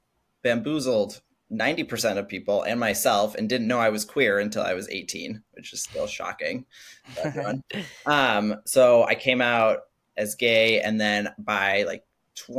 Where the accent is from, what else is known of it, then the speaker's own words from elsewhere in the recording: Madison, Wisconsin, United States; I'm from Madison, Wisconsin, which is a very liberal place. And so I actually grew up knowing and having trans friends at a very young age.